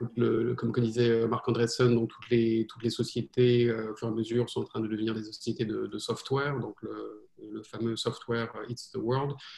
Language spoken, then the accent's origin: French; France; moved away as an adult; also born or lived in United States; now in New York, United States; j'ai grandi en France euh, et euh, donc j'ai passé à peu près la moitié de ma vie en France